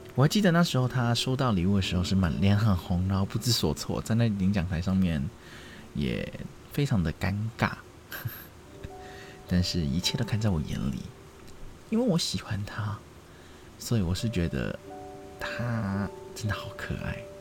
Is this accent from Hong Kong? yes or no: yes; Hong Kong; 我们香港人都会叫它“暴龙歌”嘛